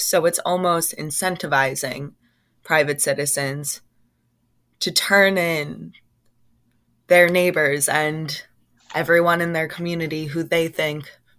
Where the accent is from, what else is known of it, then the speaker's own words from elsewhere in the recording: Middletown, New Jersey, United States; also born or lived in Highlands, New Jersey / Boston, Massachusetts; I'm from Middletown, New Jersey, currently living in Highlands, New Jersey.